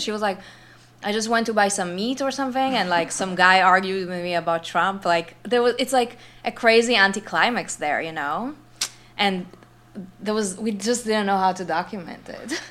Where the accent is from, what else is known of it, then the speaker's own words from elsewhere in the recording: Israel; moved away; also born or lived in New York / Los Angeles; I'm from Israel